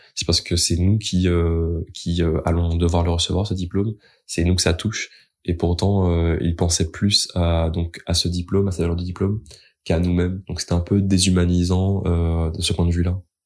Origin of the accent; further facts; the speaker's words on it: Martinique; moved away as an adult; now in Rennes, France; Je suis originaire de la Martinique et je fais mes études à Rennes